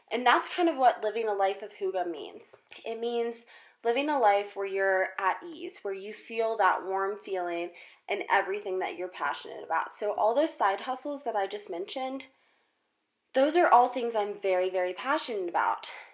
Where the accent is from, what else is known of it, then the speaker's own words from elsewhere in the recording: South Carolina, United States; moved away as an adult; now in Colorado, United States; I'm originally from South Carolina